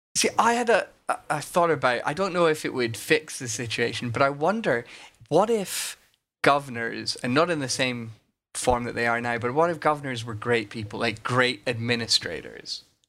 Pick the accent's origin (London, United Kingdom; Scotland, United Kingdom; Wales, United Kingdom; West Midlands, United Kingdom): Scotland, United Kingdom; as a Scot